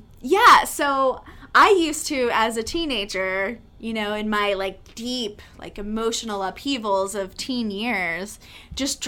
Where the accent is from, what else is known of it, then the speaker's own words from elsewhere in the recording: Texas, United States; I am from Texas